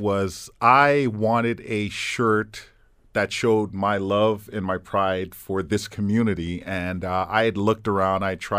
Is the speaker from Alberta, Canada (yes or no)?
no; Hamilton, Ontario, Canada; And I told them I'm from Hamilton, and they said, "What part of Toronto is Hamilton?"